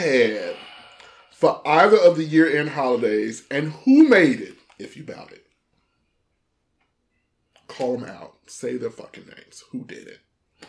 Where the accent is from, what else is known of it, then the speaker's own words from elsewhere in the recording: Chicago, Illinois, United States; I'm from Chicago, Midwest best. We got that southern shit going on.